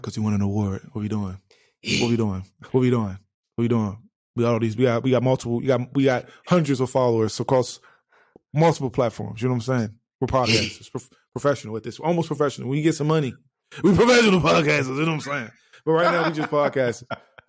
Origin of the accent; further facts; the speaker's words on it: Los Angeles, California, United States; I'm from Los. You say I'm from Los Angeles. I say you from Los Angeles. It's like I'm speaking in cursive.